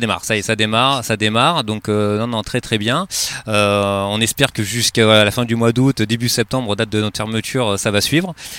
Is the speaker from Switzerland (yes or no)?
no; Montpellier area, Occitania, France; moved away as an adult; now in Arcachon Basin, France; je viens de, de la région de Montpellier.